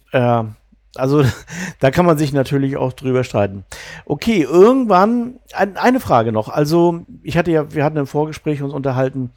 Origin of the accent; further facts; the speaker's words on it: East Germany, Germany; moved away as an adult; also born or lived in Bavaria / Mecklenburg; Ich bin im Osten aufgewachsen, also in der DDR